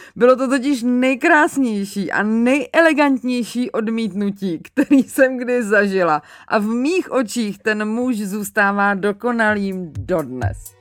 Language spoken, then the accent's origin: Czech; Mělník, Central Bohemian Region, Czechia; also born or lived in Angola